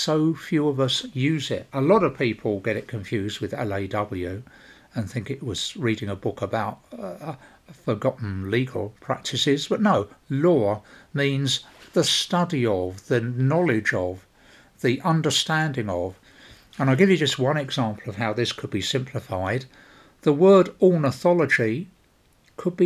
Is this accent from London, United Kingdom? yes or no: yes; London, United Kingdom; I come from South London, a part of the world well known for its native vocabulary